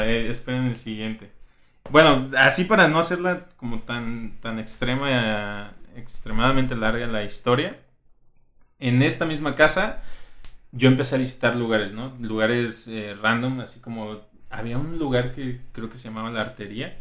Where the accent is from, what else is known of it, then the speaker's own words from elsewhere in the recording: Colima, Mexico; todos somos de Colima